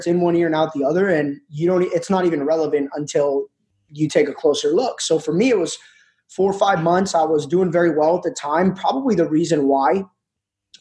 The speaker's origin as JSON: {"language": "English", "region": "New Jersey", "country": "United States", "tie": "born or raised there", "said": "I'm actually 29 years old, born and raised in New Jersey"}